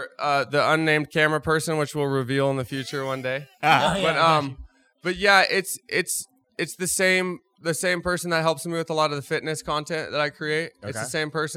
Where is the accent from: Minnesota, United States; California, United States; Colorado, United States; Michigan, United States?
California, United States; Groveland; I grew up outside of Yosemite National Park, small town called Groveland, California